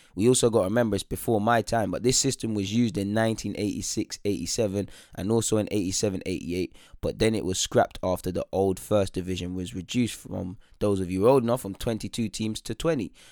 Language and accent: English; London, United Kingdom; I'm, you know, an English lad. I was born in North London